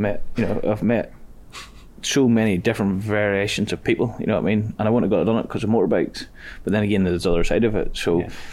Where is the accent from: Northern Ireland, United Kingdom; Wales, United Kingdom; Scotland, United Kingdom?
Northern Ireland, United Kingdom; Ballymoney; We're from a small town in Ballymoney